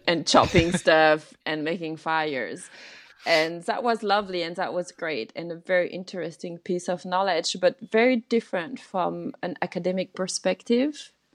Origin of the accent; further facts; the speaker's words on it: France; growing up in France, in this little family